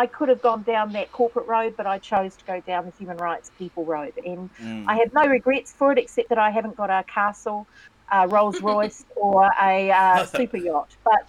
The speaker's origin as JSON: {"language": "English", "region": "Waikato", "country": "New Zealand", "said": "I'm from Waikato. My iwi is Waikato, Tainui Waka. I'm from Ngāti Tahinga, which is the hapū on the west coast, which is between Raglan and Port Waikato."}